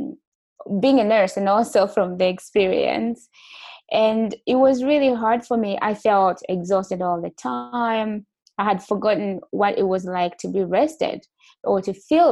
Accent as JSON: {"language": "English", "country": "Burundi", "also_born_or_lived": "Malawi", "moved": "yes", "lives_now": "Canada", "said": "originally, I'm from Burundi"}